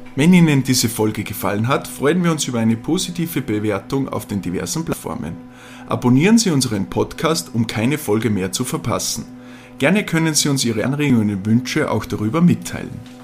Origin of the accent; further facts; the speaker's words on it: Austria; bei uns in Österreich